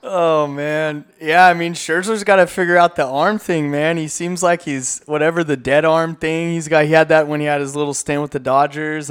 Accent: Inland Empire, California, United States; also born or lived in Central Coast, California; I grew up in the Inland Empire. Like I grew up like right by the Showcase Theater

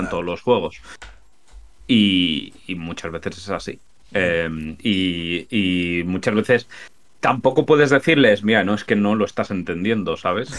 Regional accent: Spain; accent: Spanish; yo soy español. a mí el acento de españolazo no me lo quitas.

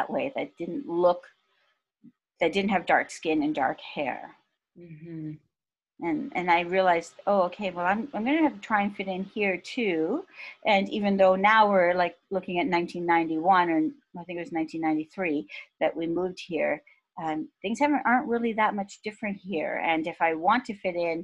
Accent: Cambridge, Ontario, Canada; English is a second language; moved away as an adult; also born or lived in Karachi, Pakistan / Ottawa, Canada; I grew up in Cambridge.

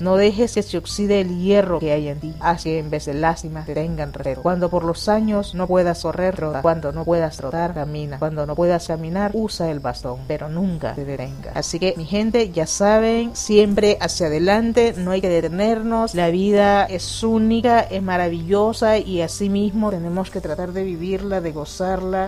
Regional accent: Nicaragua; con esa fortaleza que nos ha caracterizado como, como nicaragüenses, como latinas

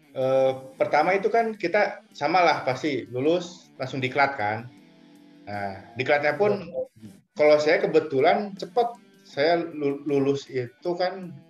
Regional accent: Cimahi, West Java, Indonesia; Dulu saya nggak pernah bilang saya dari Bandung, saya dari Cimahi.

